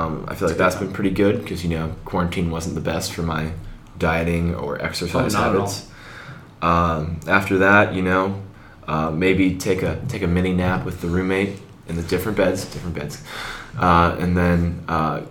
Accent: Cincinnati, Ohio, United States; I'm originally from Cincinnati, Ohio. Born at the Great Good Sam Hospital, just down the street from us. Grew up in Westchester

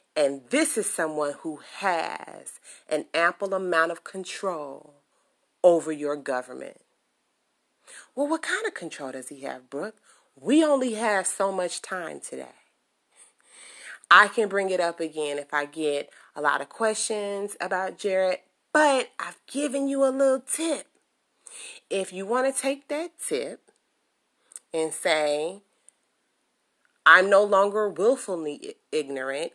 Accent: Chicago, Illinois, United States; I am from Chicago, born and raised

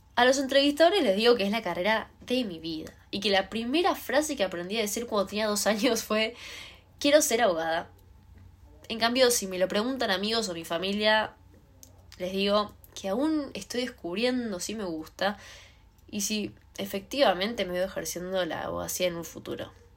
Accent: Buenos Aires, Argentina; soy de Cava. Cerca del obelisco, por ahí, me encuentro yo.

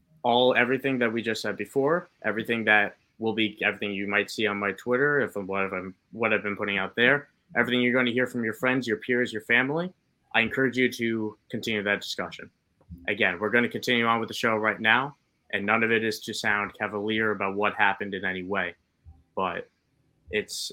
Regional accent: New York, United States; as a New Yorker

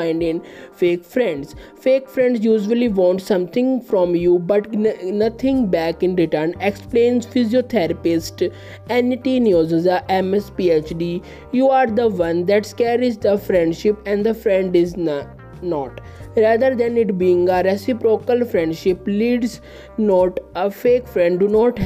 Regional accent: India; I am from India.

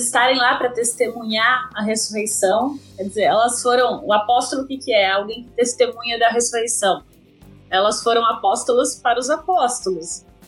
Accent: interior of São Paulo, Brazil; sou aqui do interior de São Paulo

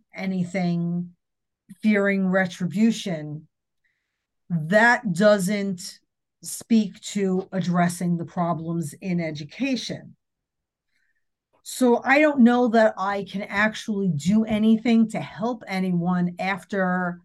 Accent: New Jersey, United States; I'm also from New Jersey

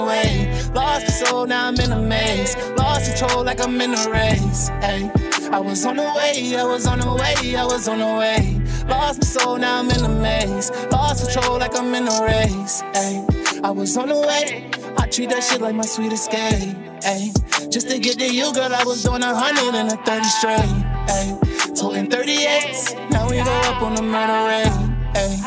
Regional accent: Baltimore, Maryland, United States; I grew up in Baltimore City

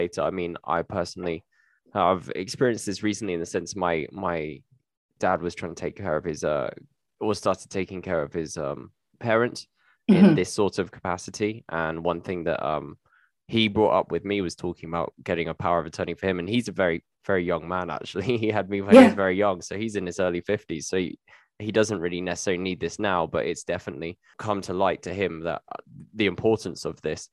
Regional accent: United Kingdom; I'm British

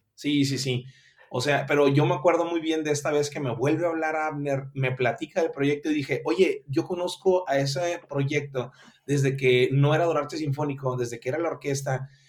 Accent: Mazatlán, Sinaloa, Mexico; now in Culiacán, Mexico; yo soy originario de Mazatlán, Sinaloa, pero nos venimos aquí a vivir desde el 1996 a, la edad de 12 años míos

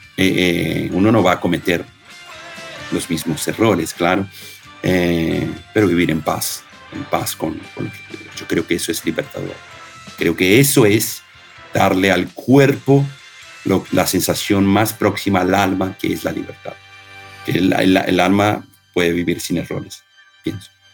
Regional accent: Argentina; moved away; also born or lived in Bebedouro, Brazil; Yo cuando era chiquito en, Argentina, en el Don Bosco, estudiaba en el Don Bosco

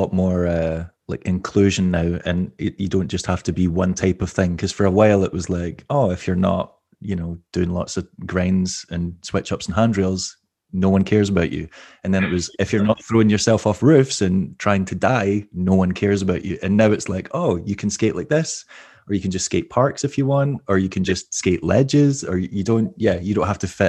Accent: Scotland, United Kingdom; now in Glasgow, United Kingdom; Like maybe 45 minutes outside Glasgow. So like half an hour on the train, but yeah, lived in Glasgow for over a decade now.

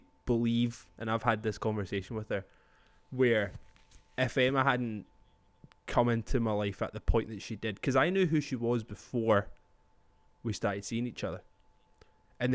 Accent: Scotland, United Kingdom; But I'm Scottish, man.

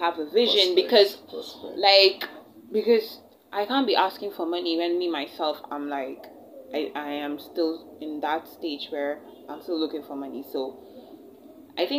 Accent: India; moved away; I wasn't born in Nigeria and I wasn't brought up in Nigeria. I was actually born and brought up in India

